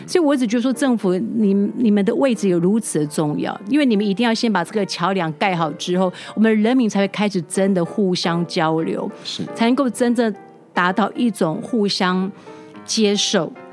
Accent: Taiwan; 我台湾人

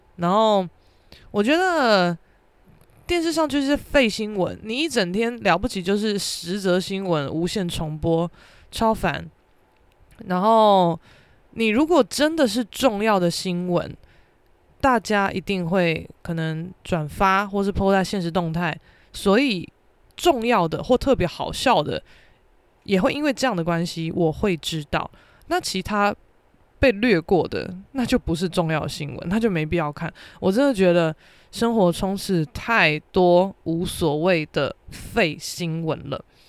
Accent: Keelung, Taiwan; 虽然说我是基隆人啦，但是我们学校，也，也在基隆没有错

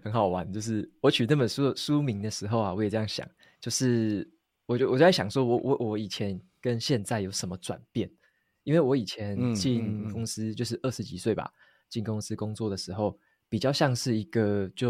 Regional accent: Taitung, Taitung County, Taiwan; 我是土生土长台东人。

